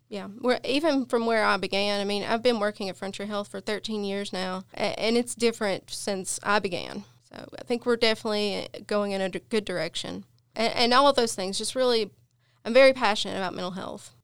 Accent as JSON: {"language": "English", "town": "Appalachia", "region": "Virginia", "country": "United States", "said": "I'm from a very small town"}